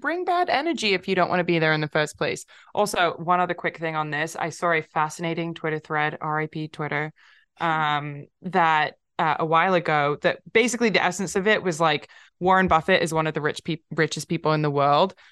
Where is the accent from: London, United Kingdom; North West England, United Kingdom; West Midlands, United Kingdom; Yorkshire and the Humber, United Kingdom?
London, United Kingdom; moved away; also born or lived in California; I'm from London, but I lived in California for a long time